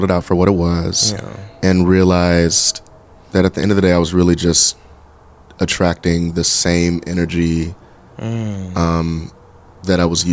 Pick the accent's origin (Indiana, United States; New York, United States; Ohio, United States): Ohio, United States; Dayton; moved away; also born or lived in Orlando; growing up in Dayton